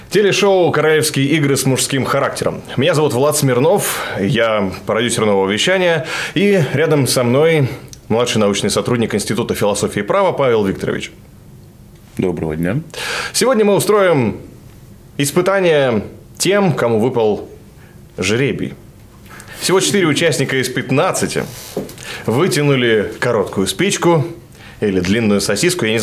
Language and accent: Russian; Novosibirsk, Novosibirsk Oblast, Russia; город Новосибирск.